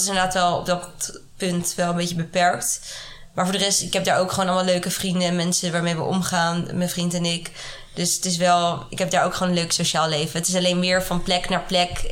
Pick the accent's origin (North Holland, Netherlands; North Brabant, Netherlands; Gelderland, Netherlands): North Holland, Netherlands; Haarlem; moved away as an adult; also born or lived in Amsterdam; now in Nairobi, Kenya; Ik kom oorspronkelijk uit Haarlem